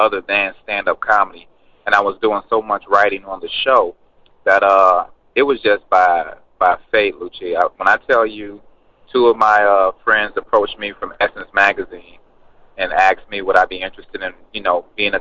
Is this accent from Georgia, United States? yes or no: yes; Atlanta, Georgia, United States; I'm from Atlanta